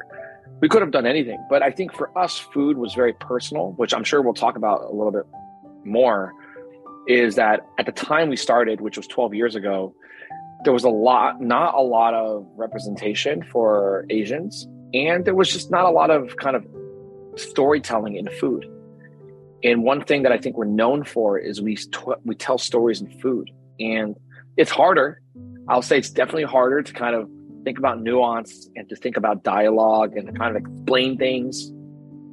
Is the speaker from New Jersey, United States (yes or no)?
yes; New Jersey, United States; also born or lived in Berkeley; I grew up in New Jersey.